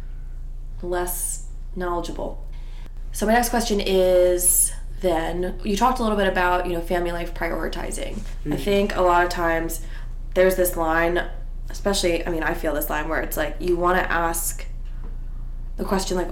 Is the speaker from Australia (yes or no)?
no; Eastern Shore of Maryland, United States; moved away; I'm from the Eastern Shore of Maryland